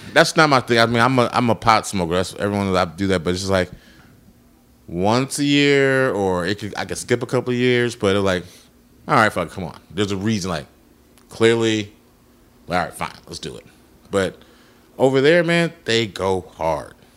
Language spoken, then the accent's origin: English; Chicago, Illinois, United States; I'm from Chicago